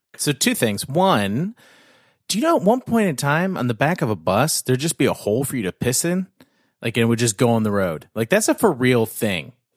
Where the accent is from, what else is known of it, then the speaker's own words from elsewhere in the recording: Canada; I'm Canadian